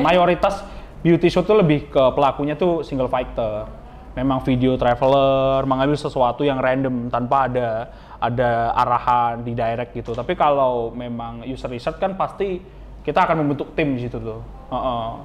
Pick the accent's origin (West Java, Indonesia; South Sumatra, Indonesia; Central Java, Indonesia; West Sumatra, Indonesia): West Sumatra, Indonesia; Dharmasraya; aku asal dari Darmasraya